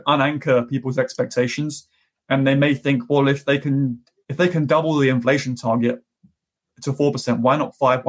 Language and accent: English; United Kingdom; now in United States; my home country of the UK